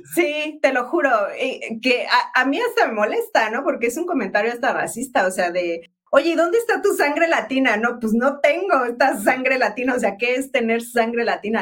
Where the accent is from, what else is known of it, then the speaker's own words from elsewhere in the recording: Pachuca, Hidalgo, Mexico; moved away as an adult; also born or lived in Mexico City / London / Spain; yo crecí en Pachuca